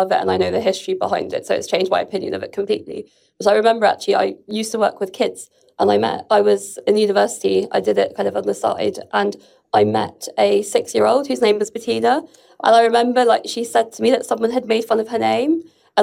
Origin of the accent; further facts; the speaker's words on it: London, United Kingdom; I was born in London, but originally my mother is Lebanese